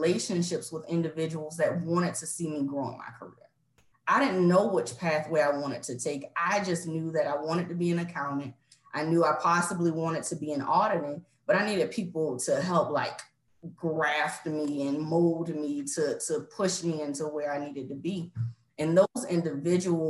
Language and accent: English; Savannah, Georgia, United States; moved away as an adult; born and raised in Savannah, Georgia